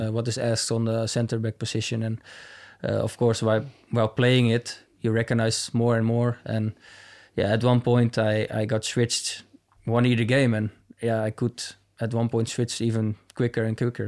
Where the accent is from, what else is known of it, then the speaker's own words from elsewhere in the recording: near Amsterdam, North Holland, Netherlands; moved away as an adult; also born or lived in Manchester, United Kingdom; now in Munich, Germany; I grew up in a, yeah, like I said, a little town next to Amsterdam